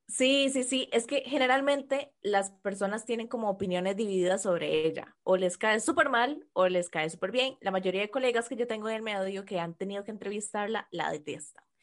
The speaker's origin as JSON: {"language": "Spanish", "country": "Costa Rica", "accent": "Costa Rican R", "said": "en modo normal yo arrastro la R como cualquier tico"}